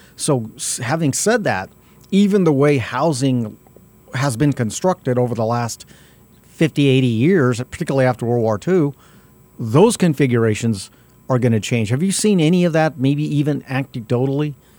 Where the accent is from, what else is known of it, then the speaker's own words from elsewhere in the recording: Albuquerque, New Mexico, United States; I'm from South Broadway